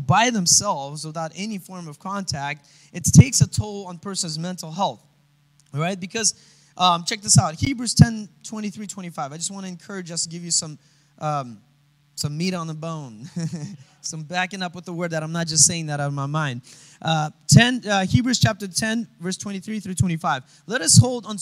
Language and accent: English; Russia; moved away; I come from Russia